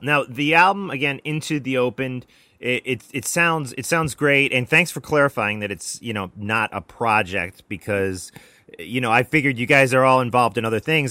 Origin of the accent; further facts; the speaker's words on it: United States; I'm an American.